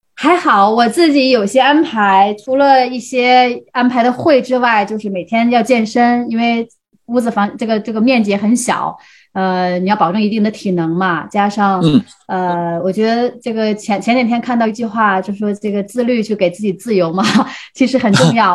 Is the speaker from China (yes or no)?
yes; Heilongjiang, China; 他是来自吉林省，我是来自黑龙江嘛。